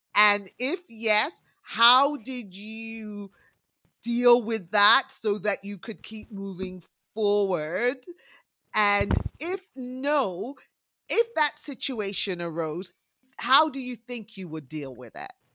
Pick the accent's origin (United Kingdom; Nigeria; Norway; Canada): United Kingdom; England; I was uh, born and raised in England